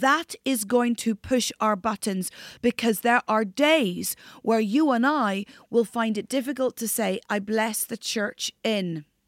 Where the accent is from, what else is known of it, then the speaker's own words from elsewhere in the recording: near the Giant's Causeway, North Coast of Northern Ireland, United Kingdom; I'm Northern Irish. Grew up on the North Coast near the Giants Causeway